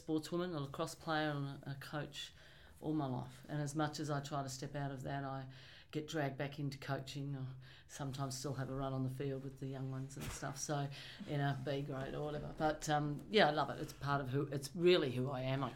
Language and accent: English; Williamstown, Victoria, Australia; I was born and bred in Willie.